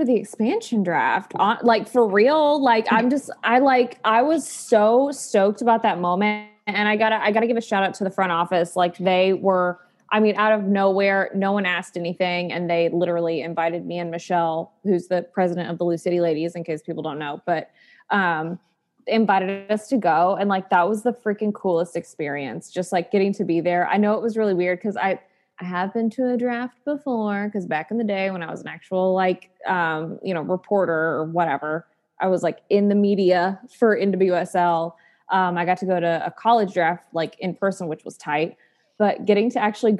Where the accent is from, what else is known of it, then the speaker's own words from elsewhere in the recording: East Tennessee, United States; I was born and raised in East Tennessee